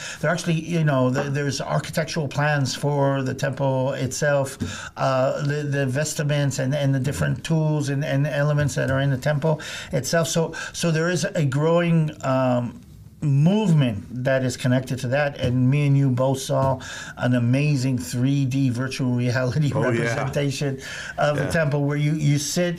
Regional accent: Israel; growing up in Israel

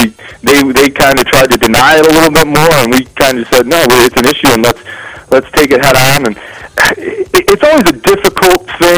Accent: Joliet, Illinois, United States; I'm from Joliet originally and played football at Joliet Catholic

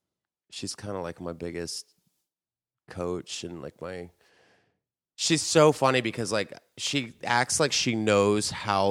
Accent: San Antonio, Texas, United States; moved away; Texas, San Antonio, Texas.

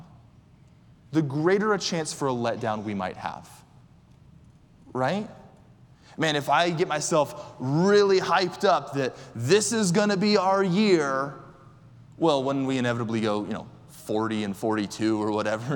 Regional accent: Orlando, Florida, United States; I'm from Orlando

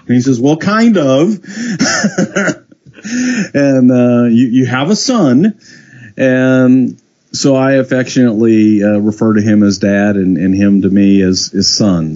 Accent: Texas, United States; I'm a kid from Texas

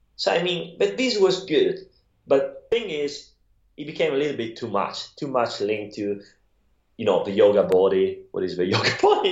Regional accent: Italy; accent: Italian; English is a second language; moved away; I'm from Italy

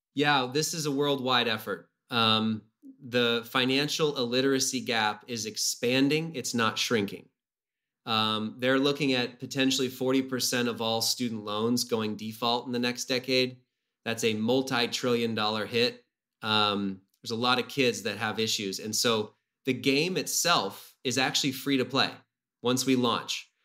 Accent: Whidbey Island, Washington, United States; I grew up on Whidbey Island, um, on an island north of Seattle

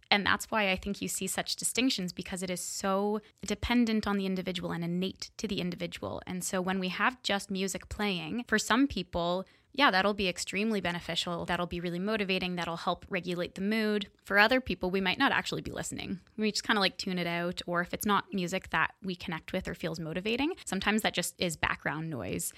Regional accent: Kingston, Ontario, Canada; I'm from Kingston. Well, not born and raised, but been here since I was about eight

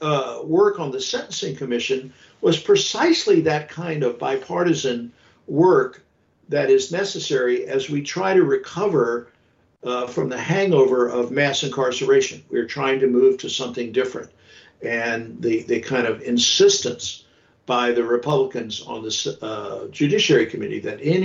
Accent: the South, United States; I grew up in the South

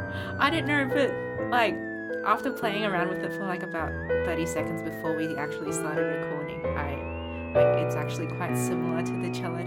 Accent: Sydney, New South Wales, Australia; moved away as an adult; now in Melbourne, Australia; I'm from Sydney. So my parents are Chinese, but I was born in Australia.

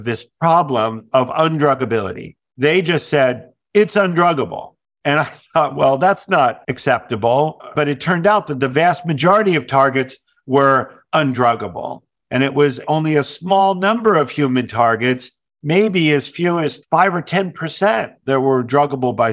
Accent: Pine Barrens, southern New Jersey, United States; southern New Jersey, where I grew up in the Pine Barrens

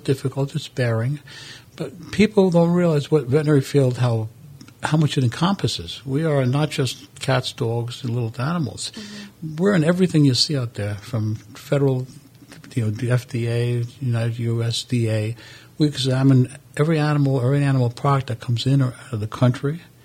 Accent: New York City, New York, United States; moved away as an adult; also born or lived in Italy; I was born in Brooklyn, New York. I went to school, raised over there, finished everything

